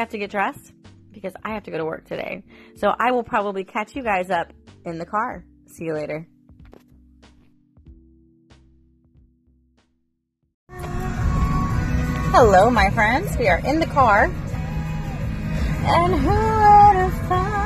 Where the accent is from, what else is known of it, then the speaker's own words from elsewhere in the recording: St. Petersburg, Florida, United States; I was born in St. Petersburg. And so Lari Park Zoo and Busch Gardens were like staples for me when I was growing up.